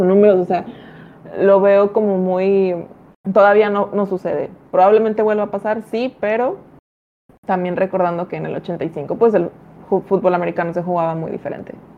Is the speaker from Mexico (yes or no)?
yes; Ciudad Victoria, Tamaulipas, Mexico; yo me dedico a los medios de comunicación acá de donde soy, de Ciudad Victoria, Tamaulipas